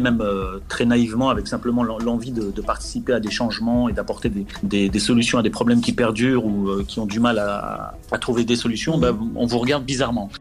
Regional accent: Gennevilliers, Île-de-France, France; also born or lived in Clichy-la-Garenne; je, suis né euh, à Clichy-la-Garenne et j'ai grandi euh, à Gennevilliers dans le 92

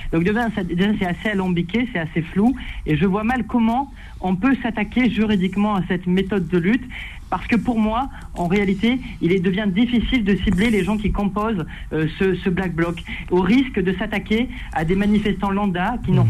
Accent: France; en tant que Français

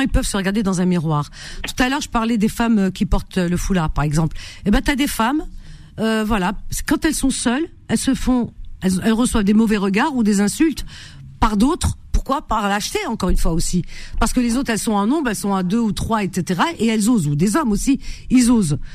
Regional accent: Cherchell, Tipaza Province, Algeria; dans ma ville natale, Cherchel

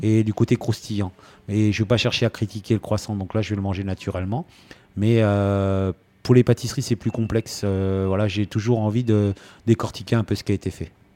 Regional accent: Rouen, Normandy, France; now in Antibes, France; chez moi à Rouen

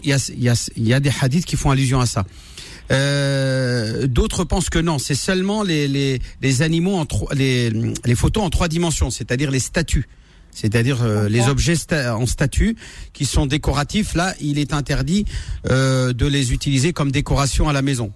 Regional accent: France; J'ai grandi en France, j'ai grandi, grandi à l'école avec le sapin de Noël

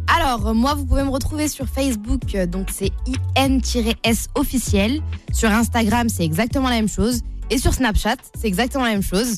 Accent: Sarcelles, Île-de-France, France; also born or lived in Paris; je suis née à Paris, j'ai grandi à Sarcelles, pour ceux qui connaissent, dans le 95.

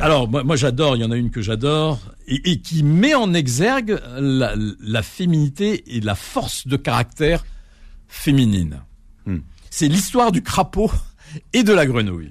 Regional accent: Algiers, Algiers Province, Algeria; chez moi à Alger. Euh, dans, l'appartement familial

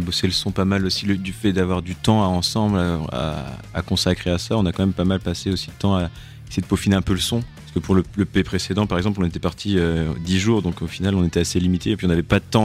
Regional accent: Douarnenez, Brittany, France; On vient de Douarnenez dans le Finistère

